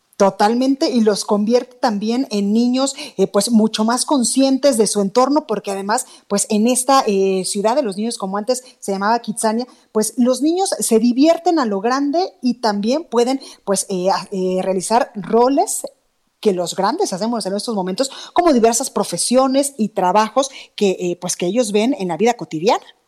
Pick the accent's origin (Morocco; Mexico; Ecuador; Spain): Mexico; Jalisco; moved away; mis paisanos